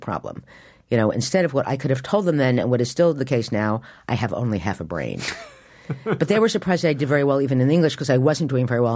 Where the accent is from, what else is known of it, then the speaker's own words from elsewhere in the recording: Morristown, New Jersey, United States; now in New York, United States; I grew up in Morristown, New Jersey, and when I was growing up, it was a small town.